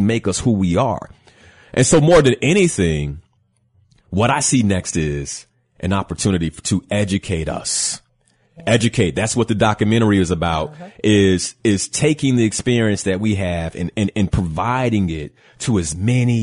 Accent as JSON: {"language": "English", "town": "Chicago", "region": "Illinois", "country": "United States", "said": "I'm west side of Chicago"}